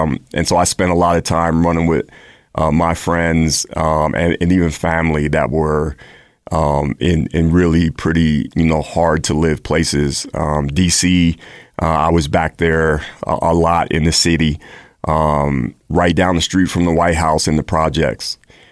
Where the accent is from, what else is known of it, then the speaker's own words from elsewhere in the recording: Maryland, United States; also born or lived in El Paso, Texas; I grew up, as you mentioned, I grew up in Maryland. I'm a Air Force brat. So my father, we lived in several places in the country growing up. I was adopted. I was born in Texas, El Paso, Texas.